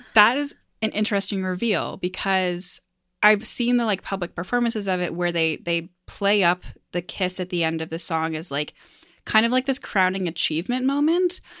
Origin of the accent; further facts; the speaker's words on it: rural Maine, United States; moved away; also born or lived in Midwest; I'm not from the Midwest. I live here now, um, but I am from rural Maine